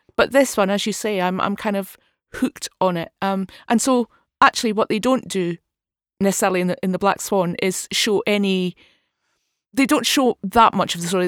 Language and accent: English; Dundee, Scotland, United Kingdom; I'm from Dundee